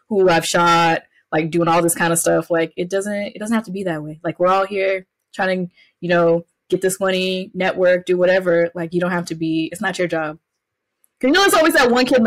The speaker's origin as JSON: {"language": "English", "region": "the South", "country": "United States", "tie": "born or raised there", "also_born_or_lived": "Clayton County, Atlanta, Georgia", "said": "growing up in the South"}